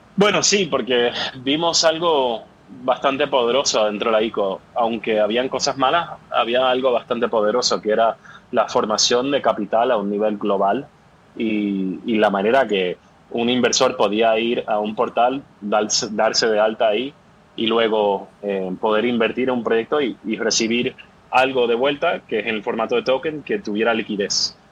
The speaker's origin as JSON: {"language": "Spanish", "country": "Puerto Rico", "also_born_or_lived": "New York / Boston / London / Sweden", "moved": "yes", "lives_now": "San Francisco, United States", "said": "yo soy originalmente de Puerto Rico y ahora estoy viviendo en San Francisco, pero llegué aquí a través de Nueva York, Boston, Londres y Suecia"}